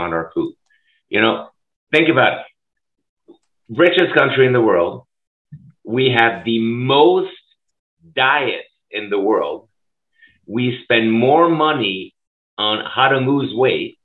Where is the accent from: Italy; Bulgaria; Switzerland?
Switzerland; now in Minneapolis, United States; I grew up in Europe. I grew up in Switzerland